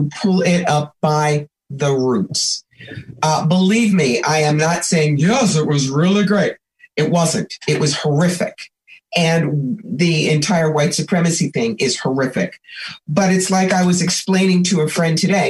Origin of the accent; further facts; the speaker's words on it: New York, United States; I'm a New Yorker